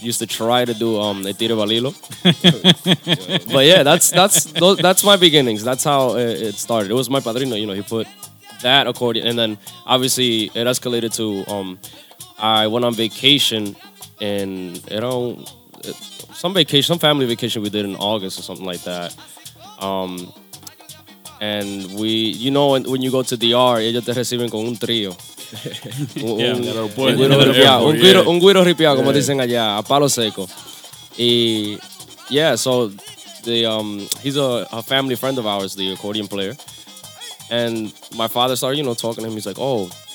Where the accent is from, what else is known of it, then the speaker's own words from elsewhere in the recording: Lindenhurst, New York, United States; also born or lived in Juncalito, Dominican Republic (ancestry); I was born here. I'm from Long Island